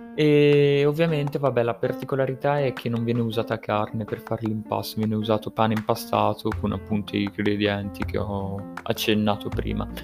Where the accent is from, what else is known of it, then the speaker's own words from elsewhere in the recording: Livorno, Tuscany, Italy; della mia regione, ovvero in cui sono nato, che è la Toscana, perché per chi non lo sapesse sono nato a Livorno